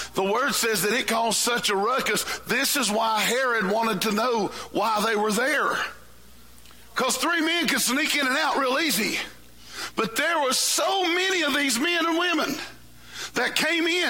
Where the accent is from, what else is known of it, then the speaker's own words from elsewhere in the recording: West Virginia, United States; I am from West Virginia.